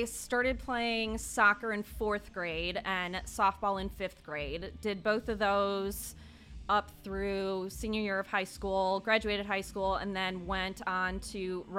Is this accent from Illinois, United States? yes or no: yes; Illinois, United States; So I am originally from a quite a large, I think, suburb outside of Chicago. Yeah. So hence no Southern accent on this one.